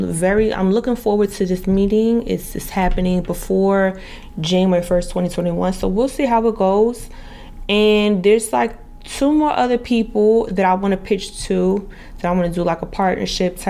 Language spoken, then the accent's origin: English; New Jersey, United States; moved away as an adult; also born or lived in Dallas, Texas / Miami / Boca Raton / Las Vegas; I'm from New Jersey, I left at the age of 19, 20